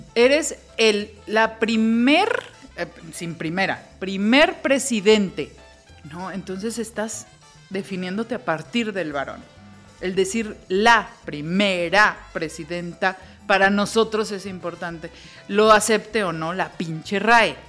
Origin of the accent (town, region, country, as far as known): Mexico